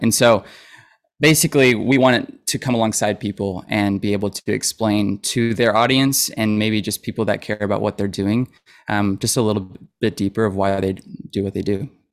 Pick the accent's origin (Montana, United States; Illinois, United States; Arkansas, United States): Arkansas, United States; Fayetteville; I grew up in Fayetteville